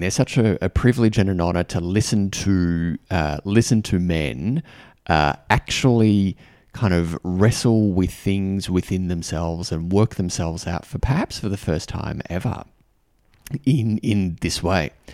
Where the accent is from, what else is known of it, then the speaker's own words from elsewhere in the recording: Australia; I'm an Australian guy